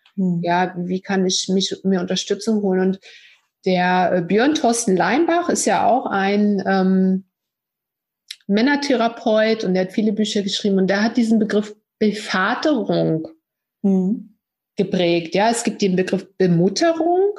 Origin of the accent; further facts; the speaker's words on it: East Germany, Germany; ich bin ja auch so ein Kind aus der DDR